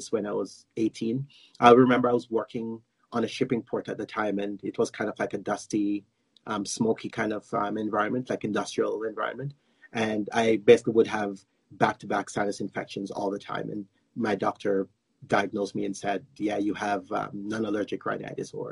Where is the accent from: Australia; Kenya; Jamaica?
Jamaica; moved away as an adult; also born or lived in United States / Florida; now in Calgary, Canada; I live in Calgary, Alberta, but I was born in Jamaica in the Caribbean